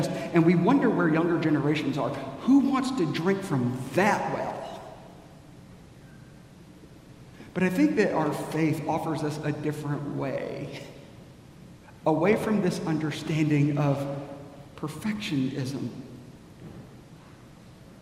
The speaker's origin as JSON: {"language": "English", "country": "United States", "said": "we as American Christians"}